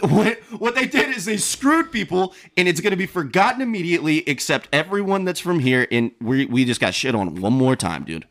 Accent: Savannah, Georgia, United States; I am from Savannah

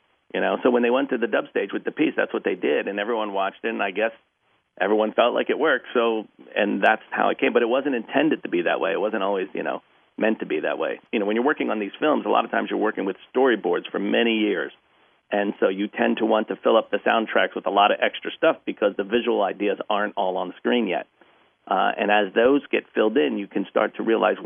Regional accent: East Coast, United States; I grew up on the East Coast

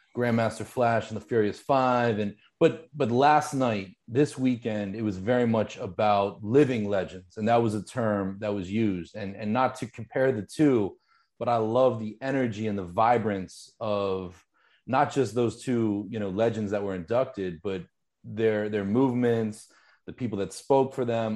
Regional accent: Pittsburgh, Pennsylvania, United States; I grew up in Pittsburgh, just ninety minutes away, two hours away

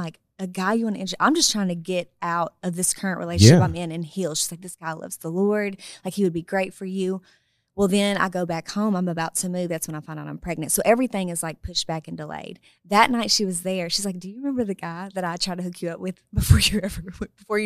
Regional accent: El Dorado, Arkansas, United States; moved away; I'm from El Dorado, Arkansas, right? Mm-hmm. Born and raised, PK, all that.

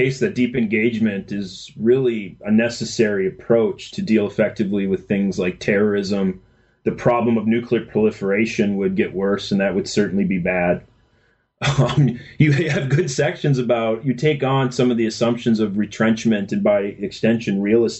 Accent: Minnesota, United States; was around the time I grew up in Minnesota, when the Minnesota elected Jesse Ventura.

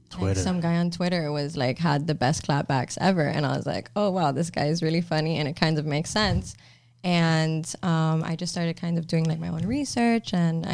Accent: Miami, Florida, United States; also born or lived in Tallahassee, Florida; guys. I was born and raised in Miami, Florida. The only time I ever left was when I went to FSU.

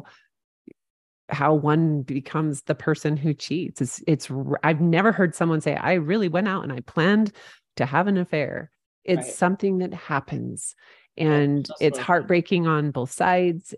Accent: St. George, Utah, United States; St. George, which is my hometown

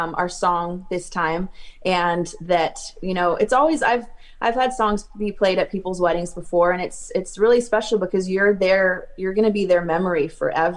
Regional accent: California, United States; growing up in California

